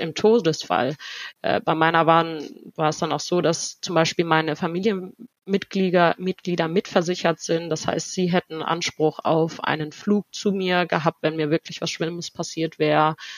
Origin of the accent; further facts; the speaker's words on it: Germany; first language German and Spanish; ich bin hier geboren, also in Deutschland geboren worden und von Anfang an zweisprachig erzogen worden